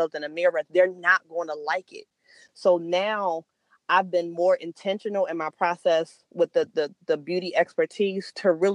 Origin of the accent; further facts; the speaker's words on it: Salisbury, Maryland, United States; moved away; my hometown, Salisbury, Maryland